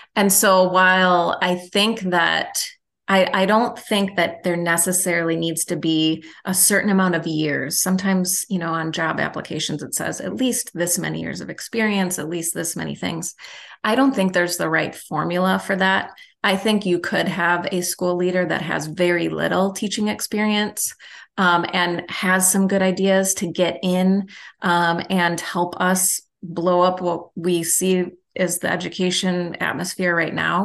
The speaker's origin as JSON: {"language": "English", "town": "Milwaukee", "region": "Wisconsin", "country": "United States", "also_born_or_lived": "Illinois", "said": "I'm from Milwaukee"}